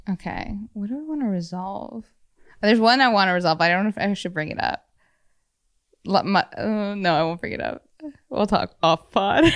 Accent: Madison, Wisconsin, United States; I grew up in Madison

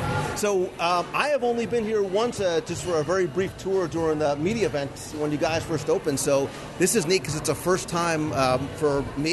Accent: Northeast, United States; we come from the Northeast, too, so we're used to really good, fresh seafood

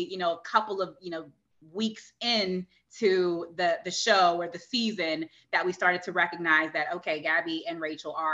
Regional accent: Virginia Beach, Virginia, United States; we were mm-hmm. both from Virginia Beach.

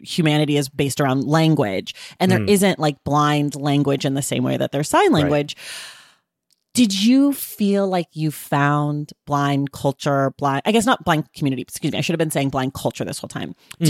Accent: Oakland, California, United States; it's pertinent to my life because I'm from Oakland, California

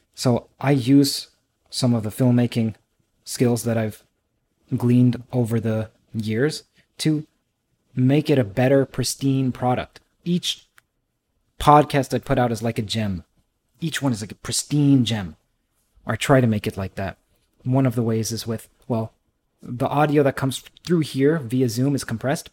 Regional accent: Trinidad & Tobago; I'm from Trinidad

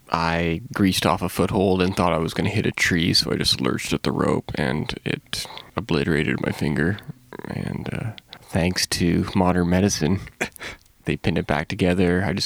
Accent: Canada; moved away as an adult; now in Bishop, United States; I'm Canadian

